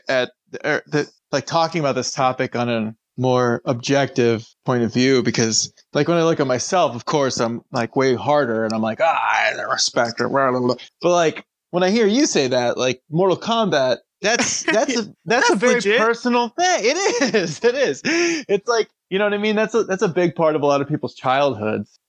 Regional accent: Hawaii, United States; as a Hawaiian

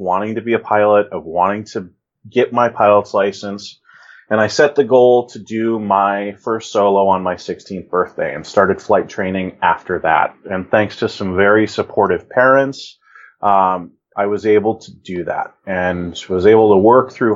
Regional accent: Denver, Colorado, United States; now in Ohio, United States; I grew up in Denver, Colorado, actually a suburb of Denver, about a mile and a half away from the Centennial Airport in the Denver metro area.

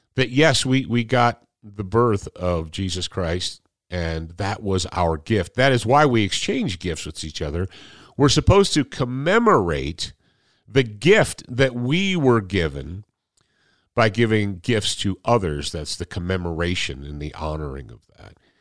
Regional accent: Michigan, United States; moved away; we grew up in Michigan when I was a little kid. When I was a little kid and was in elementary school and junior high and so forth, we were in Michigan

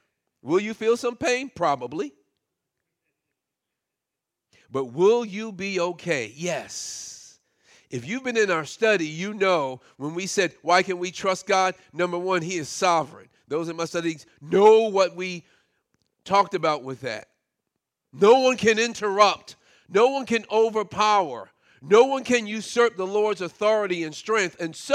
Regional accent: Brooklyn, New York, United States; it wasn't too long before our family moved out of the public housing project that I grew up in Brooklyn

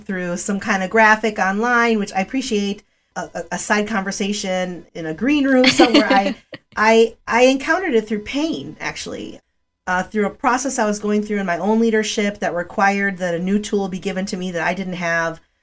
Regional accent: Chicago, Illinois, United States; English is a second language; also born or lived in Rogers Park, Chicago; I was living in the northwest north side of Chicago in a community

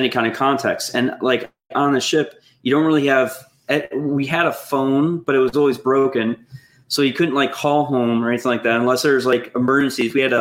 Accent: Buffalo, New York, United States; moved away as an adult; I'm from Buffalo

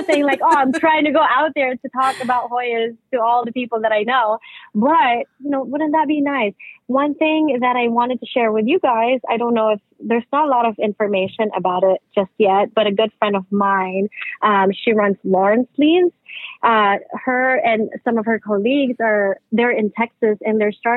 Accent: Philippines; moved away; I grew up in the Philippines and I grew up in a village

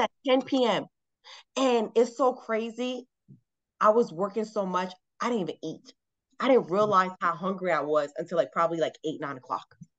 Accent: Miami, Florida, United States; moved away as an adult; now in Atlanta, United States; I'm from Miami, Florida. And I've been living here in Atlanta now for uh, almost 10 years.

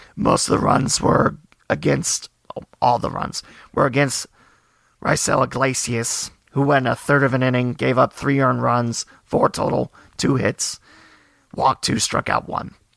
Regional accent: Twin Valley South, Ohio, United States; my hometown Twin Valley South Panthers

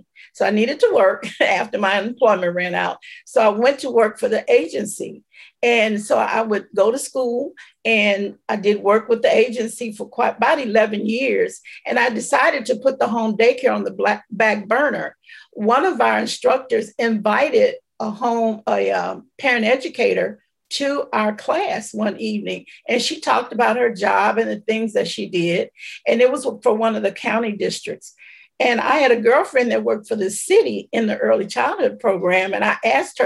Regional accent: St. Louis, Missouri, United States; also born or lived in Belzoni, Mississippi; they moved here when I was probably 3 or 4 years old. So I was raised here, but I wasn't born here

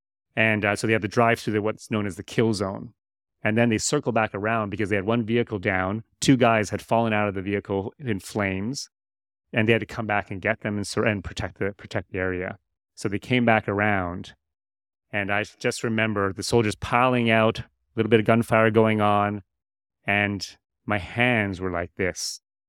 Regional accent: Canada; moved away as an adult; also born or lived in United States; now in Malaysia; I'd like to say that I do have a Malaysian connection. I am Canadian. I was born in the U.S. My stepfather was Canadian.

